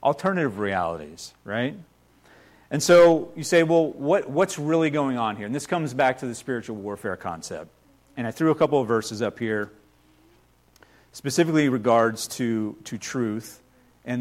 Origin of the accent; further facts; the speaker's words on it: United States; I've only been out of the country one time, so I've spent my entire life here in the U.S.